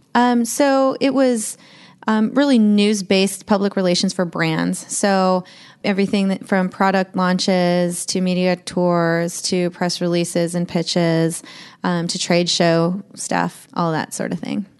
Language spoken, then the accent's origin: English; Columbia Falls, Montana, United States; also born or lived in Medford, Oregon; it's in my hometown in columbia falls